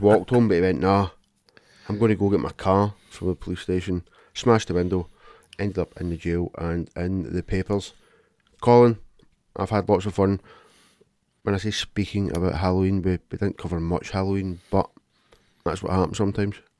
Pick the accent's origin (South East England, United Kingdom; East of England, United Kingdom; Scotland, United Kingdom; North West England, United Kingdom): Scotland, United Kingdom; Glasgow; I'm from Glasgow and I'm a man